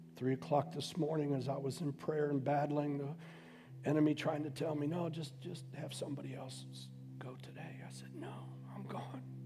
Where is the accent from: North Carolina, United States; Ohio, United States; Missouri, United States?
Ohio, United States; Youngstown; also born or lived in Boardman, Ohio; I'm some Goomba from Youngstown